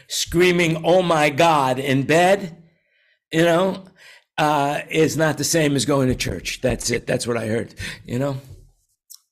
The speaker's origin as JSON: {"language": "English", "region": "New York", "country": "United States", "tie": "born or raised there", "said": "growing up in New York"}